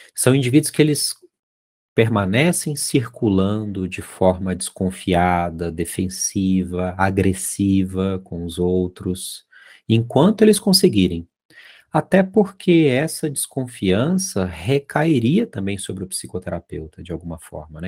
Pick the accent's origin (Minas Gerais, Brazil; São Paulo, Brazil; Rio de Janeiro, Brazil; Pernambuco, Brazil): Minas Gerais, Brazil; Lá em Minas a gente chama isso de olhar de rabo de olho, sabe? Que eu sou mineiro